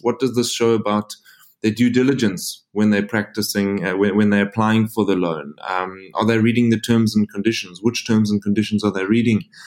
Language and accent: English; South Africa; moved away; also born or lived in Frankfurt; I'm a South African. If you're asking where the funny accent's from